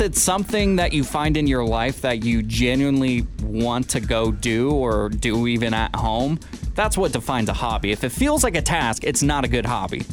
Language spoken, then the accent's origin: English; Washington, United States; moved away; my home state of Washington